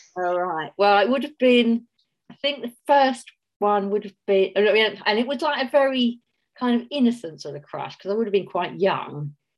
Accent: Mitcham, London, United Kingdom; accent: Cockney; moved away as an adult; also born or lived in St Ives, Cornwall; now in Auckland, New Zealand; I grew up in Mitcham, um, right next to Streatham

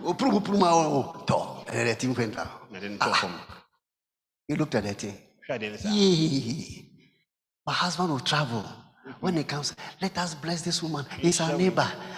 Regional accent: Koforidua, Eastern Region, Ghana; also born or lived in Kumasi; I was born in Koforidua

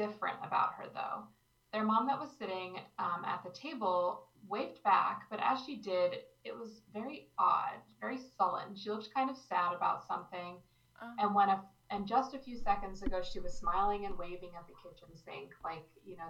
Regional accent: Manlius, New York, United States; now in Orlando, United States; I grew up in upstate New York in a small town named Manlius

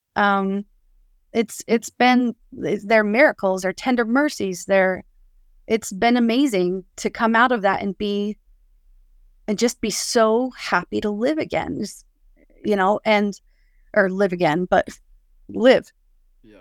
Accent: West Valley City, Utah, United States; I grew up in Salt Lake, at uh, West Valley City.

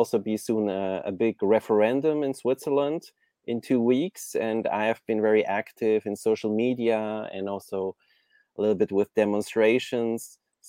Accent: Kyoto, Japan; I was born in Japan, in Kyoto, the old capital of Japan. And this was just normal for me to see old temples, Zen temples, and Japanese people around me.

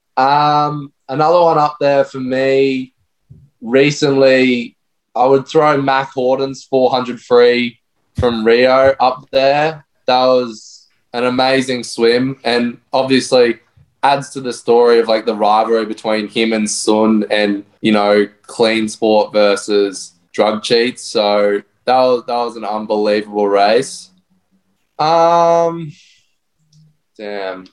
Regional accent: Brisbane, Queensland, Australia; now in Gold Coast, Australia; I'm from Brisbane myself

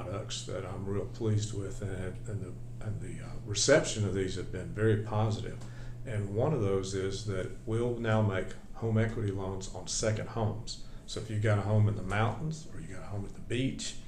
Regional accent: Jesup, Georgia, United States; now in Atlanta, United States; I grew up in Jessup, Georgia, where there's nothing there anymore

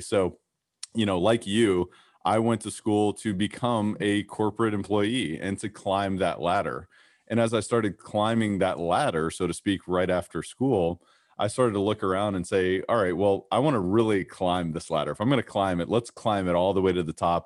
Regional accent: Kentucky, United States; growing up in Kentucky

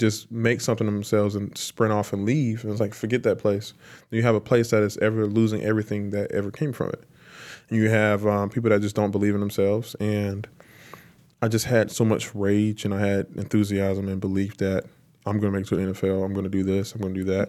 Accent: Lancaster, South Carolina, United States; moved away as an adult; now in Tampa, United States; I was born and raised in Lancaster

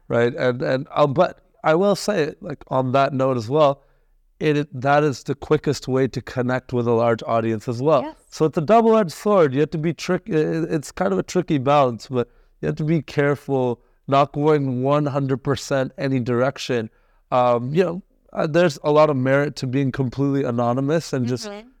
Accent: Canada; also born or lived in India; was born in India, but I I came to Canada mm-hmm. when I was like one. Yeah. So I'm pretty much as Canadian yeah. as they come

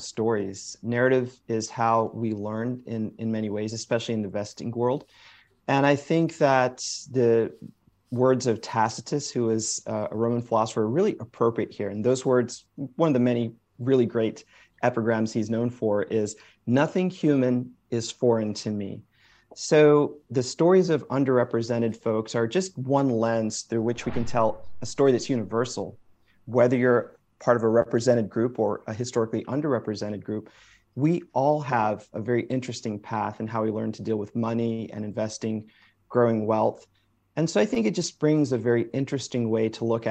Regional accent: Springfield, Massachusetts, United States; I was born in Springfield, Massachusetts, so first generation American.

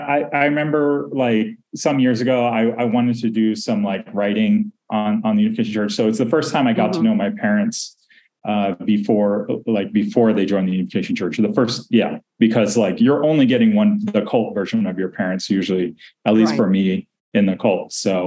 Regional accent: Tarrytown, New York, United States; also born or lived in Washington, D.C. / San Francisco; And so I grew up from the time I was maybe about 3 to like maybe 13, I lived near the Moon family in Tarrytown, New York, which is where their estate is. And we actually lived on one of their estates

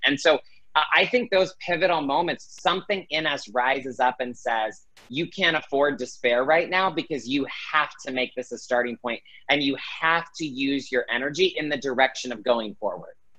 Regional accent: Greenville, South Carolina, United States; now in Los Angeles, United States; I grew up in Greenville, South Carolina, so I definitely have Southern roots in me

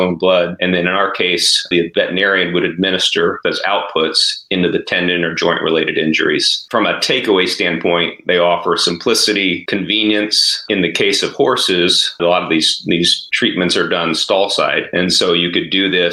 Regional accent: Jennings County, Southern Indiana, United States; moved away as an adult; also born or lived in Twin Cities, Minnesota; I grew up in Southern Indiana, actually Jennings County is the area that I grew up

